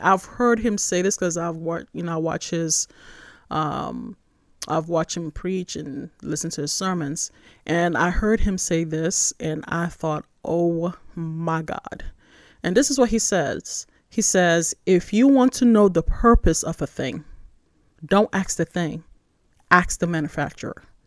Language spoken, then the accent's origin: English; Nigeria; moved away; also born or lived in New York, United States; I was born in New York, but I was raised in Nigeria